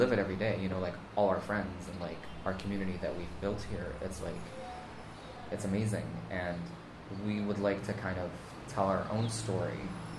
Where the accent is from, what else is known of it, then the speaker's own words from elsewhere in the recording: United States; even though I was raised in America, I was raised in an extremely Lebanese family.